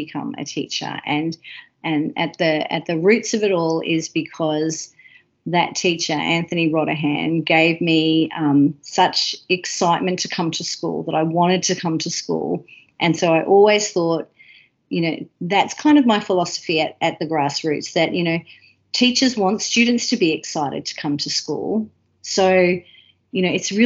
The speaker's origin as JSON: {"language": "English", "town": "Melbourne", "region": "Victoria", "country": "Australia", "also_born_or_lived": "London / Queensland / Thursday Island / Gympie", "moved": "as an adult", "lives_now": "Nanjing, China", "said": "I'm originally from Melbourne"}